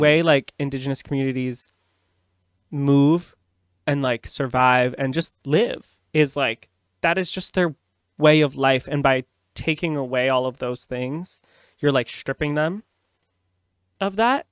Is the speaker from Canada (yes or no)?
yes; Canada; I'm a Canadian